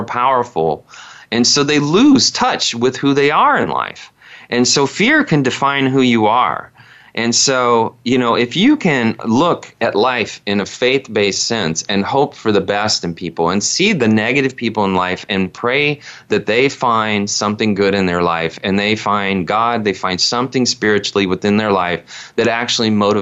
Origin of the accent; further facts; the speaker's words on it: Indiana, United States; all of the primitive things that I grew up with in Indiana as a child